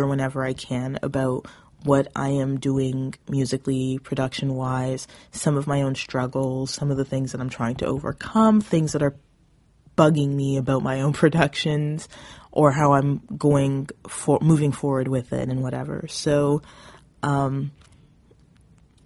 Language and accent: English; Southern Ontario, Canada; I come from Southern Ontario